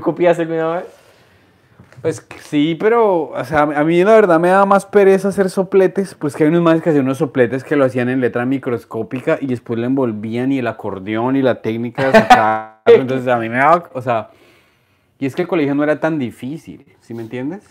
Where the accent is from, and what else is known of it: Colombia; moved away as an adult; also born or lived in Queens, New York; now in New York, United States